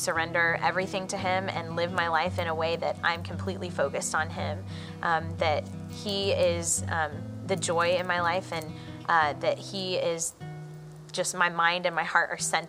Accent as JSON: {"language": "English", "region": "Georgia", "country": "United States", "tie": "born or raised there", "said": "So I grew up in Georgia. I lived there practically all my life"}